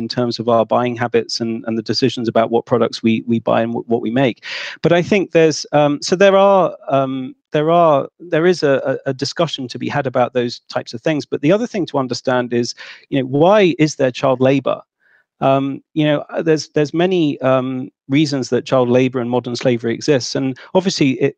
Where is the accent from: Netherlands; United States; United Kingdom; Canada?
United Kingdom; I'm from Britain